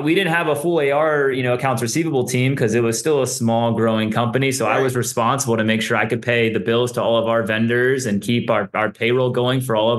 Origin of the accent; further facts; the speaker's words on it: Atlanta, Georgia, United States; moved away as an adult; also born or lived in Colorado; Born and raised from Atlanta, Georgia.